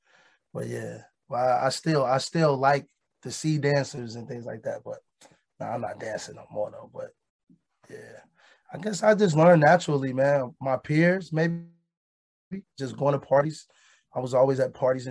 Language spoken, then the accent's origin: English; Chicago, Illinois, United States; we experienced trauma as kids growing up in Chicago